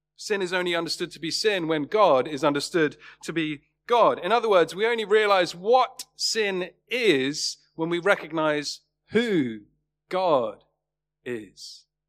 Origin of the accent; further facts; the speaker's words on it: Worthing, South East England, United Kingdom; my hometown in Worthing